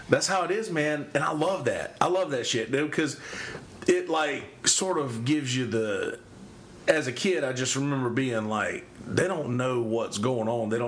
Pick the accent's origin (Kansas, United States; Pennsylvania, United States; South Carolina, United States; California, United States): South Carolina, United States; Timmonsville; Like I grew up at in Timmonsville track, dude.